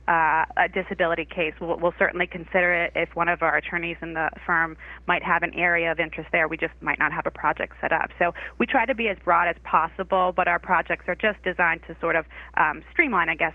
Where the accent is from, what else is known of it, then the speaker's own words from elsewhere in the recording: Massachusetts, United States; moved away as an adult; now in Charlotte, United States; I hail from Massachusetts